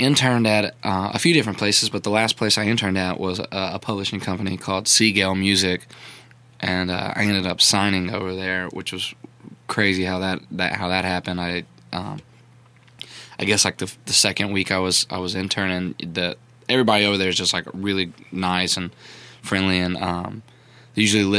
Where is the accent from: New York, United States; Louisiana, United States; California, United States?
Louisiana, United States; Baton Rouge; moved away as an adult; now in Nashville, United States; I grew up in Baton Rouge